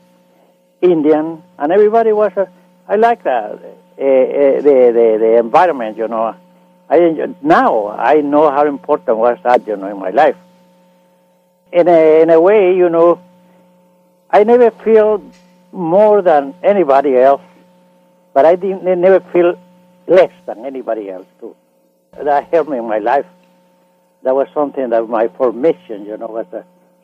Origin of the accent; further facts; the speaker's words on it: Nicaragua; English is a second language; moved away as an adult; now in Los Angeles, United States; I grew up in Central America, Nicaragua, in the mountain, in a city called Nicarauga, Nicaragua